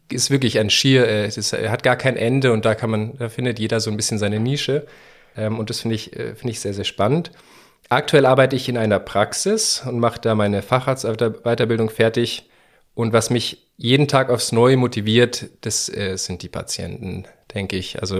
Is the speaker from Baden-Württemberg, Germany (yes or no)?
no; Munich, Bavaria, Germany; äh, und ich bin äh, 33, äh, bald 34 Jahre alt. Äh, ich komme aus München.